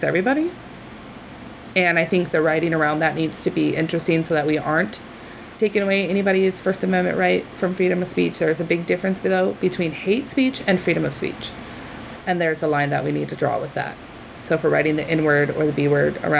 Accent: Coos Bay, Oregon, United States; where I was born and raised and in Coos Bay

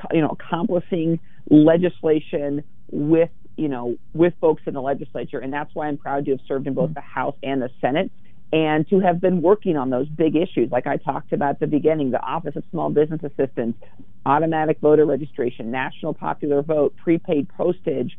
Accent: The Dalles, Oregon, United States; also born or lived in Dufur, Oregon; I grew up in Wasco County in Duffer, a town of about 550 people when I lived there. Eventually moved to the bright lights and big city of the Dalles

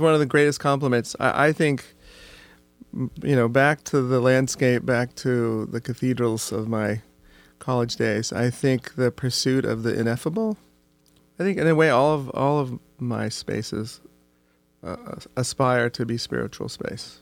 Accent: Oregon, United States; growing up in Oregon

